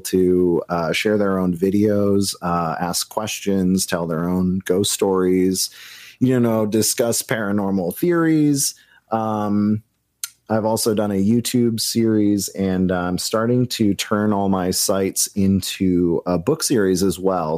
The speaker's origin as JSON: {"language": "English", "region": "New Hampshire", "country": "United States", "tie": "born or raised there", "said": "the places where I grew up in New Hampshire"}